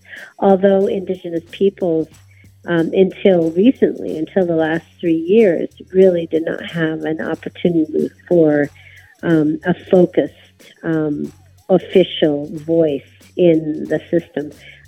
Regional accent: Arizona, United States; also born or lived in Sonora, Mexico; I'm from the Yaqui Nation, and we have the northern part of our nation is in the United States, in Arizona, and the central homeland of our nation is in Sonora, Mexico.

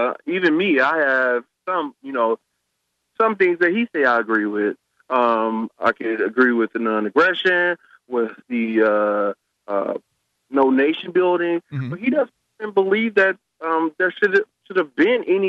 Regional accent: Alabama, United States; I'm from Alabama

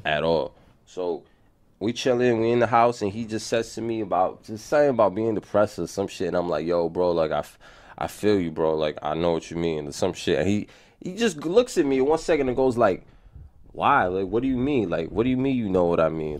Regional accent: New York City, New York, United States; growing up in the Bronx

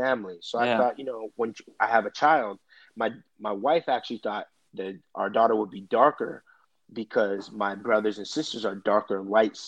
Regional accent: Brampton, Ontario, Canada; moved away; I grew up in Brampton, which is a city right outside of Toronto

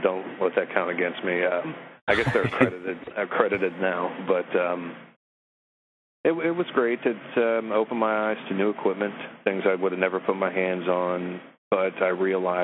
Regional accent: Florida, United States; also born or lived in Morgantown, West Virginia; moved down south here.

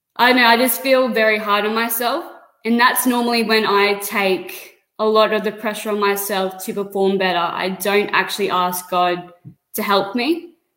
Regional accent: Bundaberg, Queensland, Australia; moved away as an adult; now in Sunshine Coast, Australia; I was born in Bundaberg, lived there all of my life

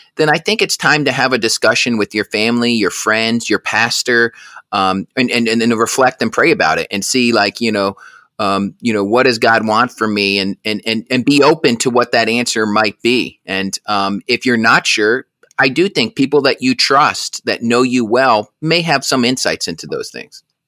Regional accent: Auburn, Alabama, United States; also born or lived in Albany, New York; I was born in Albany, New York, but moved to Auburn, Alabama at a very young age

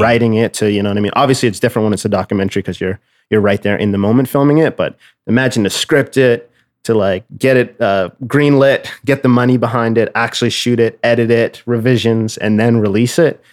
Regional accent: Nova Scotia, Canada; moved away as an adult; now in Toronto, Canada; I'm originally from Nova Scotia

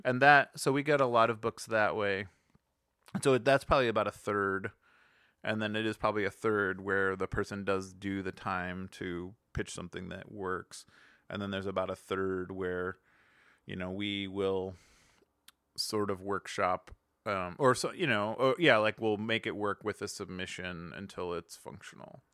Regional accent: Cleveland, Ohio, United States; moved away; also born or lived in Los Angeles; growing up in Cleveland

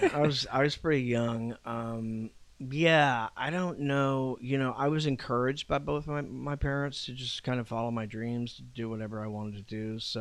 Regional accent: Juneau, Alaska, United States; also born or lived in San Diego, United States / Iwakuni, Japan / Anchorage, United States; I'm from Anchorage, Alaska.

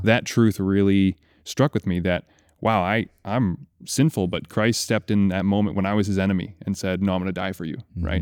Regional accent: Kalamazoo, Michigan, United States; I grew up in Kalamazoo, Michigan

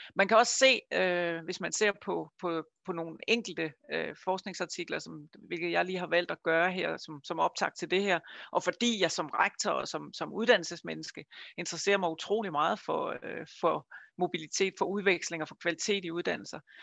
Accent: Funen, Southern Denmark, Denmark; Jeg kommer fra Fyn, som I måske kan høre

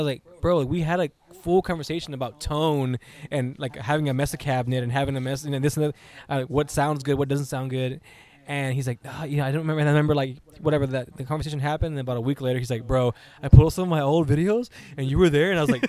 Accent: Harlingen, Texas, United States; also born or lived in Kingsville; I'm from the Harlingen area. So our experience with the scene was a lot different from people living in Edinburgh, McAllen, or even like Mission or Westlake. We had to like really travel to go to shows

